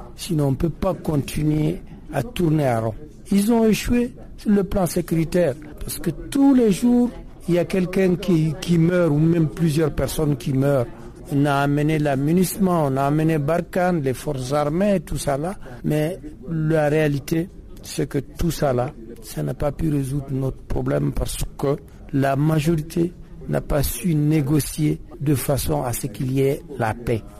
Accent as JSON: {"language": "French", "area": "the North", "region": "northern Mali", "country": "Mali", "said": "je suis du Nord"}